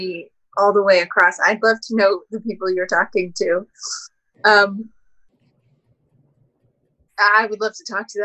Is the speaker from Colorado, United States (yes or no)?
yes; Denver, Colorado, United States; I grew up in Denver. I'm a Colorado girl.